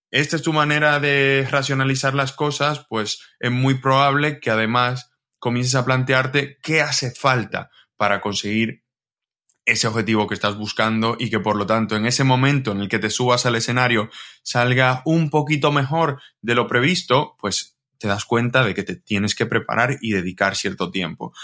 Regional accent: Dominican Republic; moved away as an adult; now in Spain; yo soy de República Dominicana

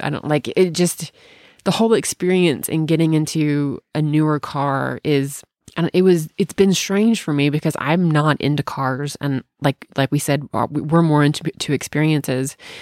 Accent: Bartlett, Tennessee, United States; also born or lived in Memphis, Tennessee; I'm from Memphis, Tennessee. I was born and raised in Bartlett

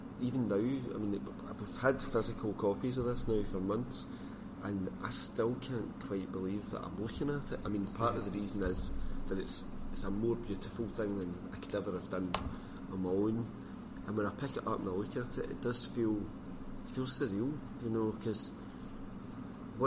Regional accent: Scotland, United Kingdom; being Scottish and from a particular part of Scotland.

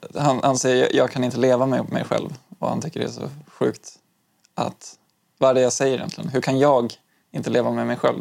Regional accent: Stockholm, Stockholm County, Sweden; also born or lived in Umeå; jag flyttade från Umeå när jag fyllde åtta år um, och började tvåan i lågstadiet. Um, och från att jag flyttade från Umeå till Stockholm

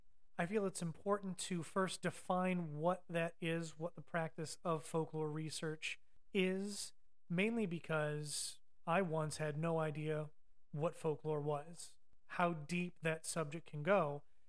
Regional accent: Ohio, United States; moved away; Now, as you can tell from my voice, I am a damn Yankee. I moved down here in 2005 from Ohio, but I did grow up with farming grandparents in the country

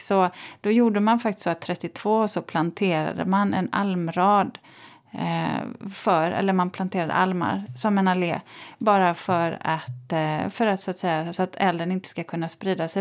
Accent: Borås, Västra Götaland, Sweden; jag är ju uppvuxen i Borås

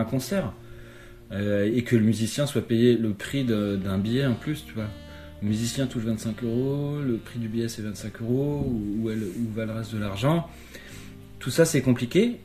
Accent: Fougères, Brittany, France; moved away; also born or lived in Paris; faire de la musique classique euh, dans mon patelin en, en, Bretagne, à Fougères

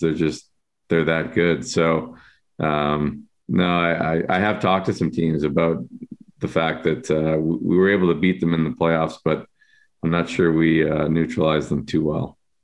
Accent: Buffalo, New York, United States; now in Chicago, United States; I grew up in Buffalo

